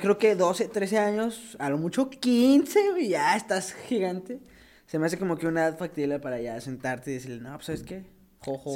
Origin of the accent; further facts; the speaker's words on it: Mexico; moved away; soy de México y no he visto a mi familia